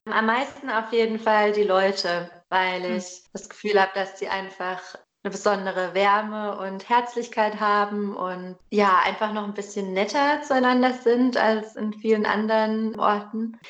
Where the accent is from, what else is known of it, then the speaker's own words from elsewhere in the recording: Germany; moved away as an adult; aus meinem Leben in Deutschland, also so, da, wo ich aufgewachsen bin